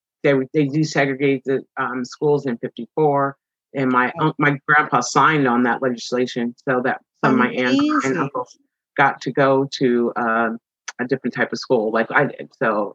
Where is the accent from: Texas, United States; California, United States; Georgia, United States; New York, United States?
California, United States; Fullerton; Yeah. South Fullerton.